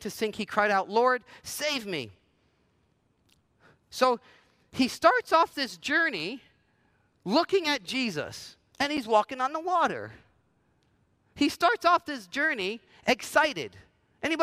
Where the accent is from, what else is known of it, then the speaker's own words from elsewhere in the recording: New Jersey, United States; moved away as an adult; also born or lived in Los Angeles, United States; I grew up in New Jersey, spent some time in L.A. through my 20s, and then felt called to come back to New Jersey